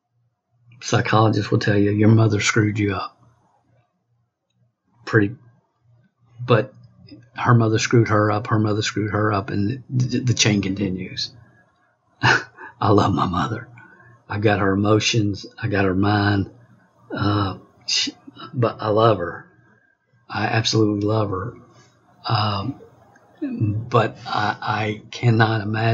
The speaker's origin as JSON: {"language": "English", "region": "Kentucky", "country": "United States", "tie": "born or raised there", "said": "I was raised in small town Kentucky, population 400"}